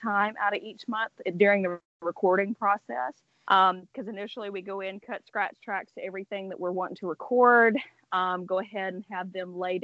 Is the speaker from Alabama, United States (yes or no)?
yes; near Montgomery, Alabama, United States; here in Montgomery, close to my hometown